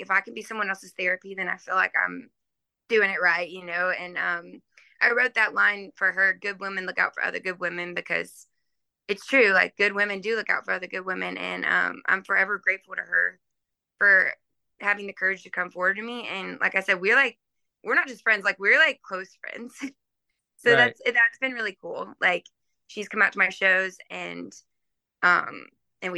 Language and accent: English; Nashville, Tennessee, United States; I grew up in Nashville